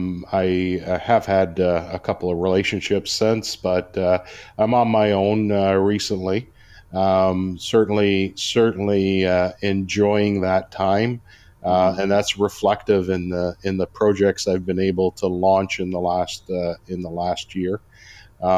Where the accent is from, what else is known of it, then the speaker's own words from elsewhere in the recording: Toronto, Ontario, Canada; moved away as an adult; also born or lived in Mississauga / New Brunswick; now in Cambridge, Canada; I was actually born and raised in Toronto